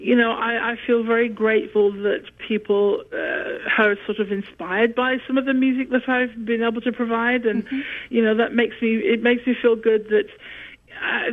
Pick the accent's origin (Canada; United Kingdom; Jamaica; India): United Kingdom; England; accent: British; northern; moved away; I still have the British accent, but when I get sort of, I don't know, when I'm coming through from anaesthetic, maybe, I don't know, I get very northern